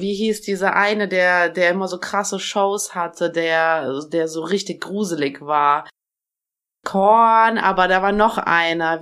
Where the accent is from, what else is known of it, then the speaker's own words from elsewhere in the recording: Germany; also born or lived in Tashkent, Uzbekistan; als ich, glaube ich, drei Jahre alt war, sind wir von Taschkent nach Deutschland gezogen. Also von äh, Taschkent ist die Hauptstadt von Usbekistan, da bin ich geboren.